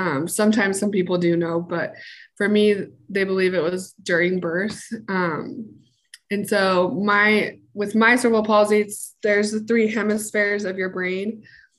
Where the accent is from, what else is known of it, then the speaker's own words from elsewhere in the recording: Salt Lake City, Utah, United States; I'm from Salt Lake City, Utah. I was born and raised here in Utah